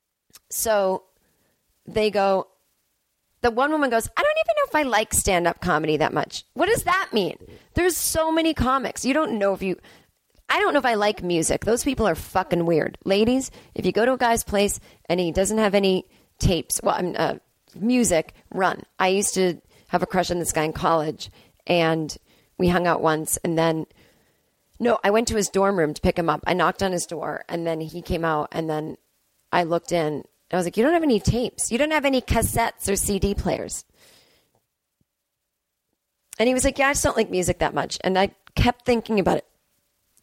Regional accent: Needham, Massachusetts, United States; now in Los Angeles, United States; Needham is my hometown.

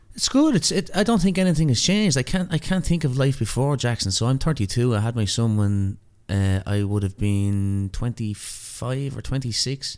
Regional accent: Ireland; moved away as an adult; also born or lived in New York; now in Australia; being an Irish immigrant there

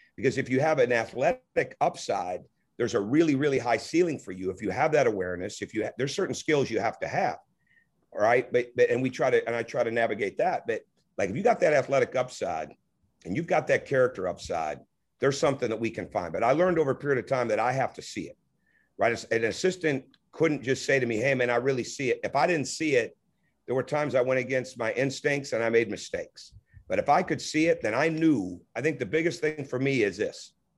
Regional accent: Michigan, United States; I grew up in Michigan

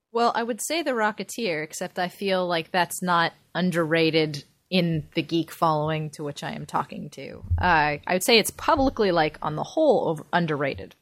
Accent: Pasadena, California, United States; I grew up in Pasadena and the Rose Parade went right by my house when I was a kid

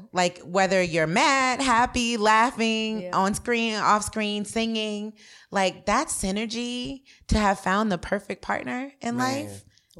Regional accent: Virginia, United States; when we were growing up in Virginia

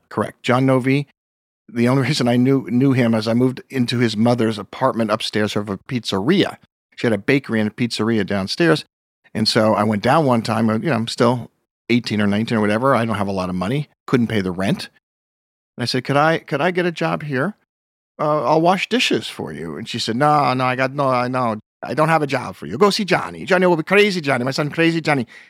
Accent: Pleasantville, New York, United States; I grew up in Pleasantville, New York

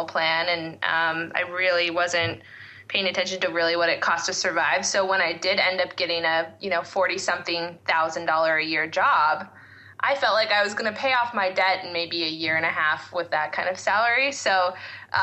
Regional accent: West Coast, United States; moved away as an adult; also born or lived in Boston; I grew up on the West Coast and really wanted to just get away to the different side of the country and try a new place

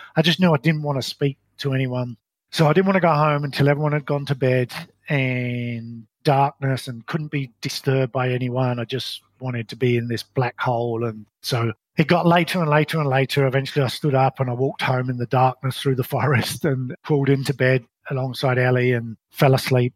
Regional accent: London, United Kingdom; moved away as an adult; also born or lived in Colorado; now in New Zealand; I was brought up in London in what I describe as a very ordinary upbringing.

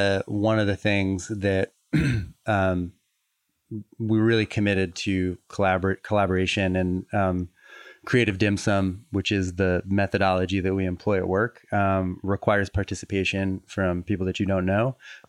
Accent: Fall River, Massachusetts, United States; Fall River, Massachusetts.

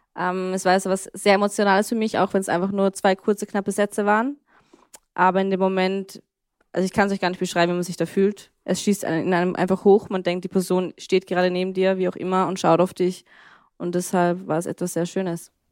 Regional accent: Austria; ich bin zwar in Österreich aufgewachsen

